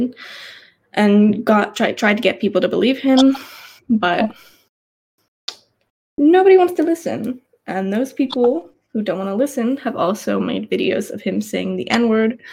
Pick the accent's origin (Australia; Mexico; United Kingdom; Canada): Australia; I was raised in Australia